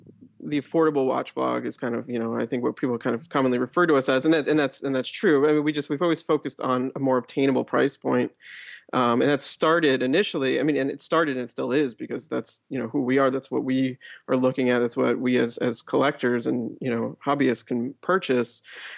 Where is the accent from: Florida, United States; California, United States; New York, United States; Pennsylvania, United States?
New York, United States; New York City; I am a 30-year-old based in New York. I grew up in New York City as well.